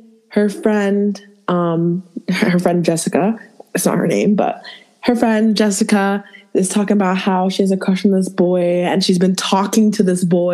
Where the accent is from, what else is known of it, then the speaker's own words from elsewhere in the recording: Toronto, Ontario, Canada; moved away; So I grew up in Toronto.